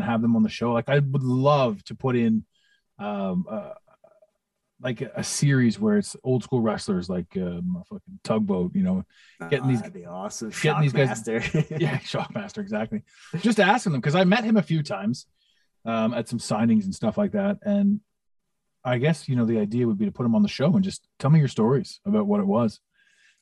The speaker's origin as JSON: {"language": "English", "town": "Toronto", "region": "Ontario", "country": "Canada", "tie": "born or raised there", "said": "in Toronto, in my hometown"}